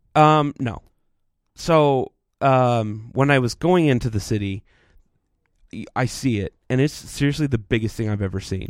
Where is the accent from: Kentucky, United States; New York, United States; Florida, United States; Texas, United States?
Texas, United States; now in Utah, United States; growing up in Texas where it's flat